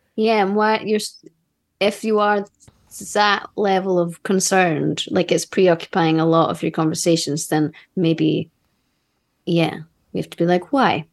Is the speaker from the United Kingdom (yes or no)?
yes; Scotland, United Kingdom; I'm Scottish